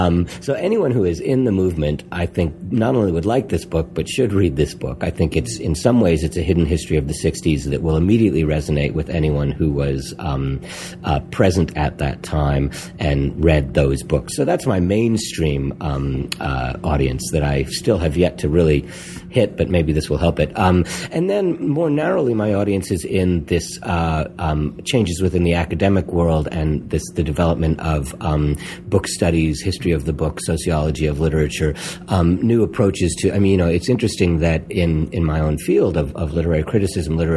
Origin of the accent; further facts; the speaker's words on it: New York City, New York, United States; early in my life, I grew up on St. Mark's Place, which is right around the block from where, you know, Grove was located.